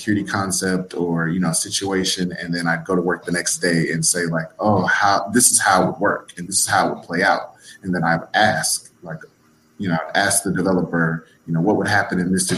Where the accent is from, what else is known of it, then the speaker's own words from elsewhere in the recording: Louisiana, United States; moved away as an adult; also born or lived in Texas; I'm originally from Louisiana. I moved to Texas